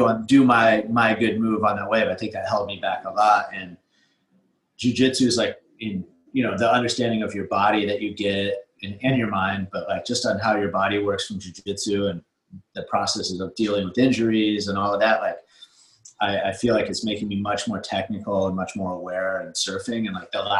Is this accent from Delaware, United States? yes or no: no; Santa Cruz, California, United States; also born or lived in New Zealand; I grew up surfing in Santa Cruz.